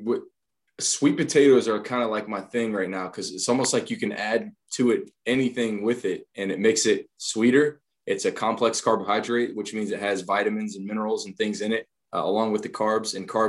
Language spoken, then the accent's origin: English; Waldo, Ohio, United States; I grew up in Waldo, Ohio